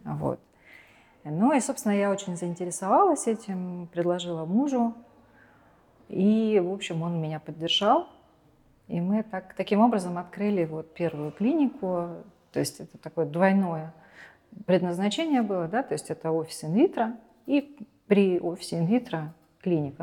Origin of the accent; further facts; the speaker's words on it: Kemerovo, Kemerovo Oblast, Russia; в моем родном городе Кемерово